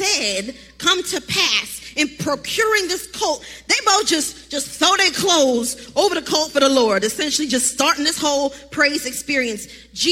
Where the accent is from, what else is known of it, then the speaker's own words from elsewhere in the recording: Baltimore, Maryland, United States; now in Charlotte, United States; I am from Baltimore, Maryland